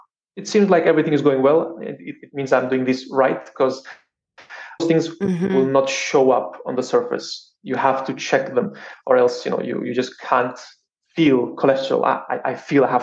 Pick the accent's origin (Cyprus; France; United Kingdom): Cyprus; I grew up in Cyprus